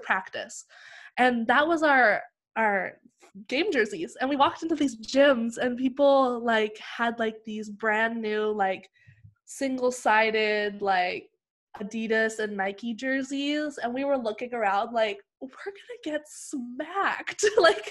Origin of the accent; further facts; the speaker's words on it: Vancouver, British Columbia, Canada; also born or lived in Prince George, British Columbia / United States / Langley, British Columbia; I was born in Vancouver. I then lived in like the Lower Mainland for a while